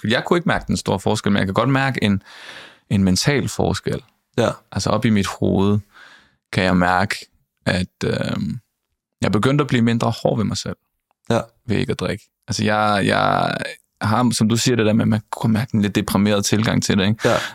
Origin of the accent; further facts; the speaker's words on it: Nakskov, Zealand, Denmark; jeg er fra Nakskov.